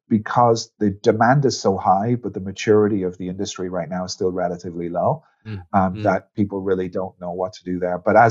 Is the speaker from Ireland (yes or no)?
yes; Ireland; moved away; you probably can hear it a little bit in my voice, although it's been a long time, but I'm actually Irish.